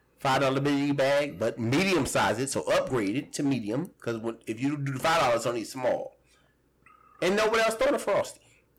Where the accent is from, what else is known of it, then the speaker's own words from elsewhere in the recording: Washington, District of Columbia, United States; also born or lived in Virginia; now in Richmond, Virginia, United States; I'm from Washington, D.C. I live in Virginia now, but I only claim D.C. I never claim Virginia.